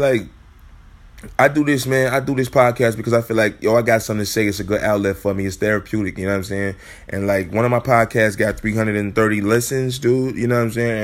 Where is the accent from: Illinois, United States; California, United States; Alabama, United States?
Illinois, United States; Chicago; moved away; I'm from Chicago